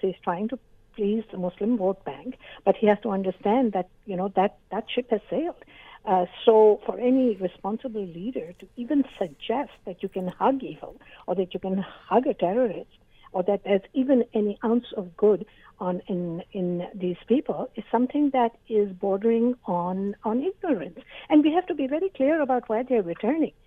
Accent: Canada; I'm a Canadian

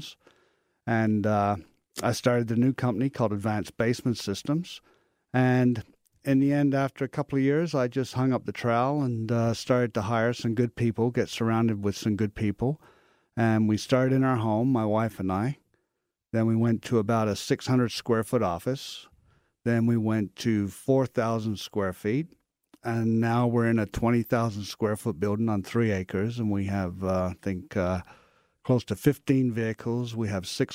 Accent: London, Ontario, Canada; I grew up in London, Ontario, and I was a bricklayer for many, many years

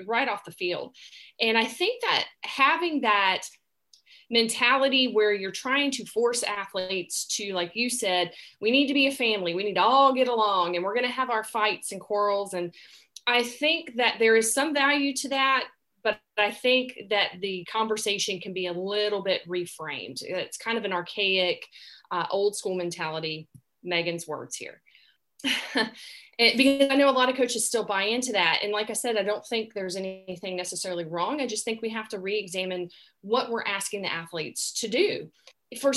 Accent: the South, United States; accent: Southern; I grew up in the South, and if you hadn't picked up on my accent, that's, I'm Southern grown

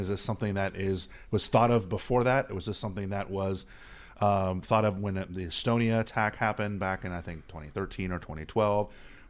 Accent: Miami, Florida, United States; born or raised there

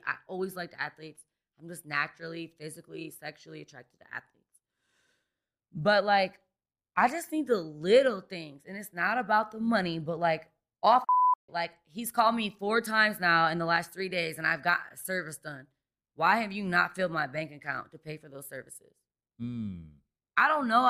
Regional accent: Detroit, Michigan, United States; now in Las Vegas, United States; I grew up in Detroit, Michigan. That's where I grew up.

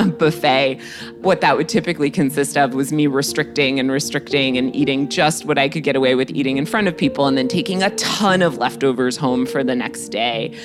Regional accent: Greenwich, Connecticut, United States; my background growing up in Greenwich, Connecticut

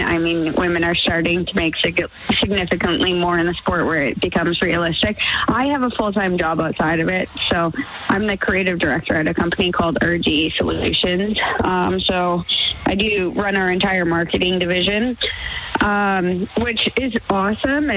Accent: Sherwood Park, Alberta, Canada; I'm from Sherwood Park

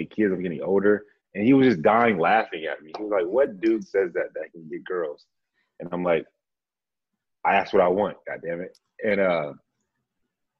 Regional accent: Dallas, Texas, United States; also born or lived in San Antonio, Texas; I'm from Dallas by way of Grand Prairie. So I just say Dallas, Texas

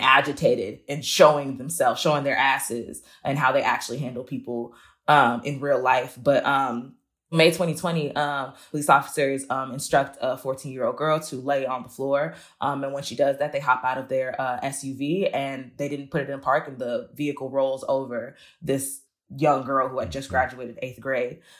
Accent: Chicago, Illinois, United States; I grew up near Roseland

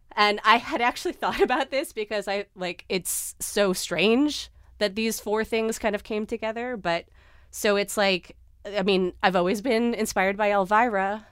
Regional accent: Los Angeles, California, United States; as a teenager growing up

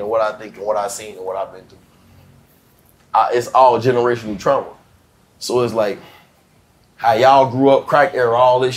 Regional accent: Chicago, Illinois, United States; I'm from St. Knife and Essence. This is on 78th and Racine

